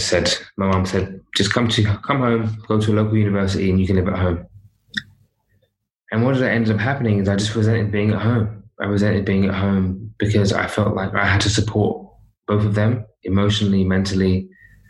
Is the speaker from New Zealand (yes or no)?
no; London, United Kingdom; I was brought up in London